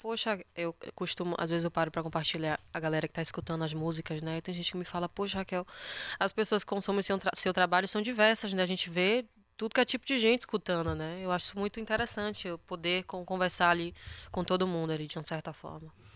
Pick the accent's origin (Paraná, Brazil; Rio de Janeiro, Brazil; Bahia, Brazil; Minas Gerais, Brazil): Bahia, Brazil